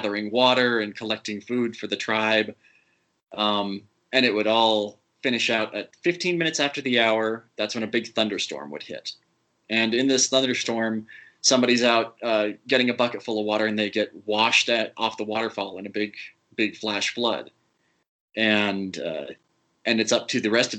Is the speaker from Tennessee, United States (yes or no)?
no; Utah, United States; as a kid growing up in Utah